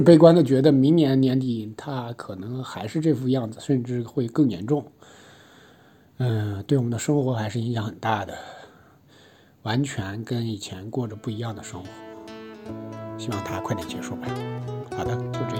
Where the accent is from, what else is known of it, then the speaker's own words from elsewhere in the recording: Taiyuan, Shanxi, China; moved away as an adult; now in Shanghai, China; 一个出生于龙城太原，十九岁以后因为学业所迫流落到上海的一个普通程序员